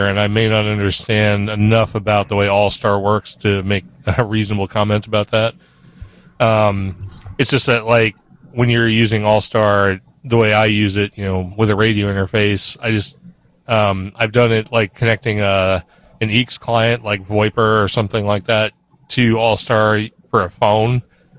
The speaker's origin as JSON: {"language": "English", "region": "New Hampshire", "country": "United States", "tie": "born or raised there", "moved": "yes", "said": "that's my home state"}